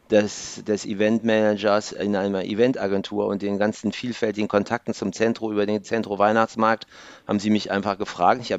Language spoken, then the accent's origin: German; Mönchengladbach, North Rhine-Westphalia, Germany; Äh, ich bin aus Mönchengladbach.